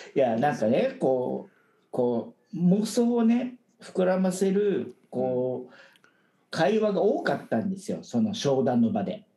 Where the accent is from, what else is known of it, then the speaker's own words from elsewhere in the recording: Japan; moved away as an adult; now in Taiwan; 僕は台湾に来たらそれこそ日本人でオフィスで管理職